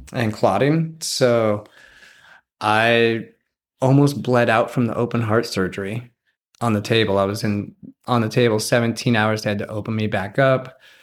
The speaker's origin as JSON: {"language": "English", "region": "Wyoming", "country": "United States", "tie": "born or raised there", "said": "I grew up near one of the largest wilderness areas in Wyoming, and it borders Yellowstone National Park."}